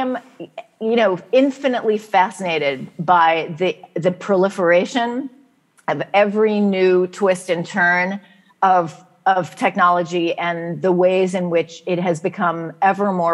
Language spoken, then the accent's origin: English; San Francisco, California, United States; growing up in San Francisco in the 1970s